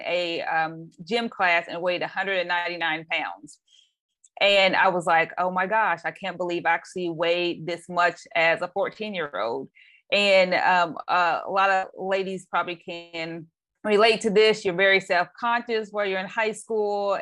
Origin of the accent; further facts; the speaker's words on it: Anderson, Indiana, United States; now in Bay Area, United States; I am actually originally from um, a city called Anderson, Indiana. Uh, currently, I live in the Bay Area of California.